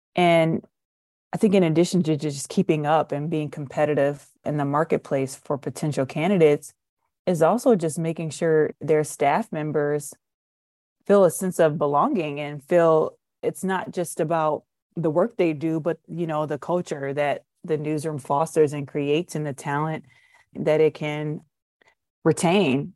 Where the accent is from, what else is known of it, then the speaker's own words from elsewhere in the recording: Detroit, Michigan, United States; I'm from Detroit